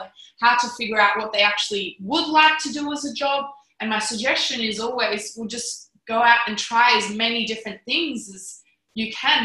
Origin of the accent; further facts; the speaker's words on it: Canberra, Australian Capital Territory, Australia; I'm from Canberra